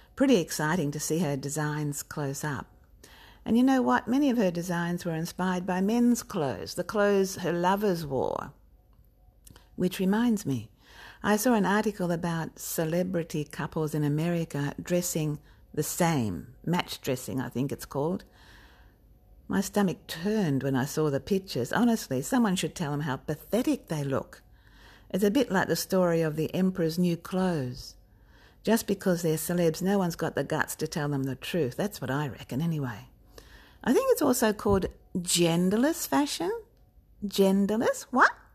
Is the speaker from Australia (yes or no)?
yes; Australia; also born or lived in Melbourne; I'm an Australian author